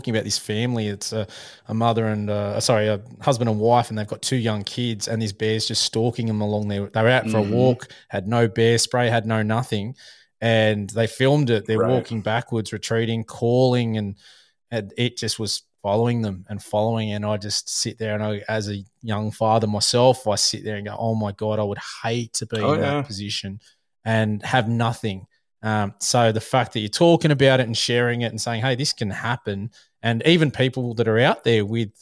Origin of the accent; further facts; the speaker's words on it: Australia; we are an Australian hunting podcast